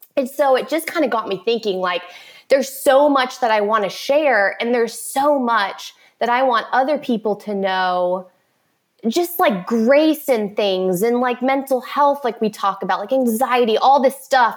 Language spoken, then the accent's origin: English; Orlando, Florida, United States; I was born and raised in Orlando, Florida, which is where I currently live